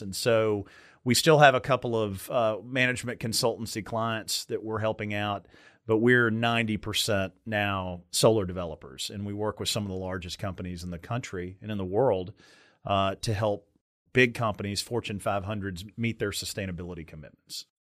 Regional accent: Meade County, Kentucky, United States; I grew up in Meade County, Kentucky

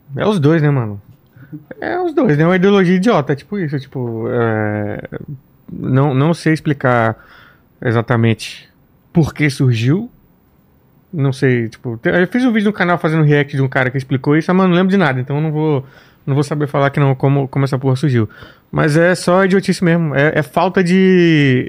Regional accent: Samambaia, Federal District, Brazil; moved away; Eu vim de, eu vim de Samambaia

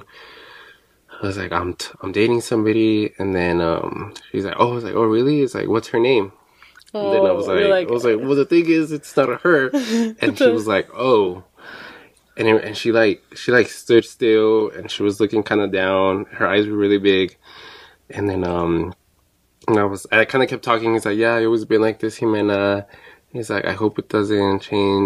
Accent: Chihuahua, Mexico; now in United States; We're both from Chihuahua

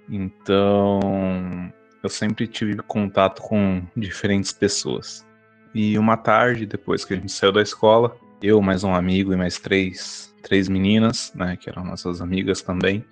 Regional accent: São Paulo, Brazil; sou daqui da cidade de São Paulo, da Grande São Paulo, aqui da Zona Leste.

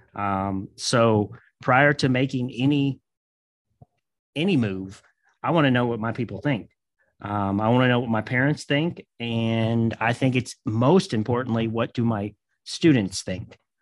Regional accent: Kentucky, United States; I'm from Kentucky

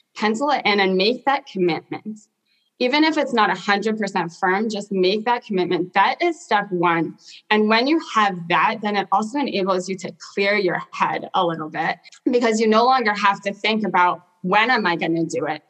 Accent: Portland, Oregon, United States; also born or lived in South Africa; I grew up in South Africa for the first part of my life and moved to Portland, Oregon when I was 10

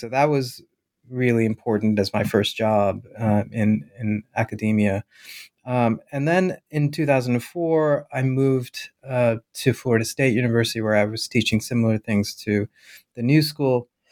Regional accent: Bhopal, Madhya Pradesh, India; moved away; to my hometown, to the town that I was born in, Bhopal

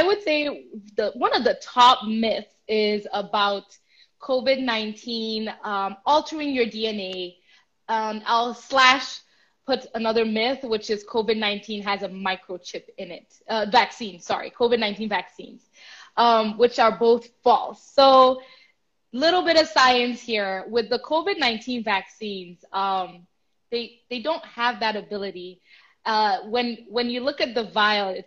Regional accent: Nigeria; As a Nigerian

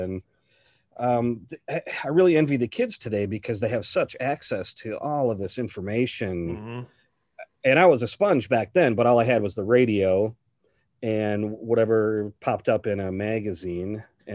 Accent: Madison, Wisconsin, United States; I grew up around Madison, Wisconsin

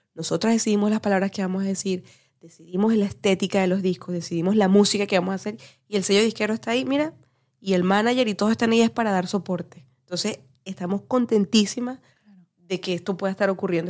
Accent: Barquisimeto, Lara, Venezuela; moved away; yo que soy venezolana de Barquisimeto.

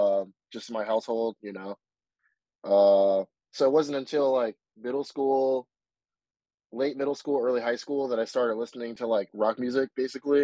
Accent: Springfield, Massachusetts, United States; now in Westfield, United States; I'm from Western Mass, specifically Springfield

